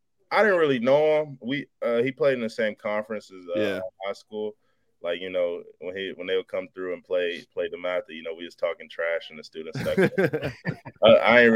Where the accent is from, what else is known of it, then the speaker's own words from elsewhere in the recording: Maryland, United States; also born or lived in Florida / Virginia; when I moved from Florida to Maryland.